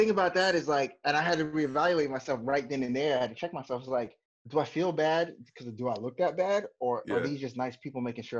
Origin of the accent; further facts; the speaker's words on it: Anchorage, Alaska, United States; also born or lived in Destin / Minnesota / Texas / California; I'm just kind of all over the place right now, like most of my life has been. I grew up in Anchorage, Alaska, but from Anchorage, before I got there, I was living here in Destin